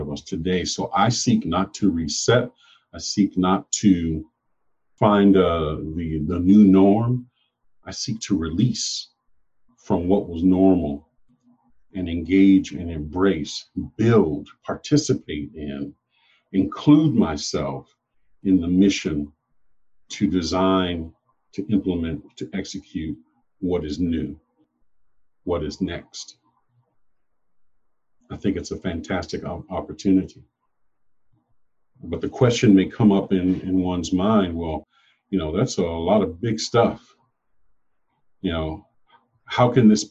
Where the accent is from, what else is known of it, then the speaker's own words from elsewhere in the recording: United States; I am an American, born of America, but descended from Africa.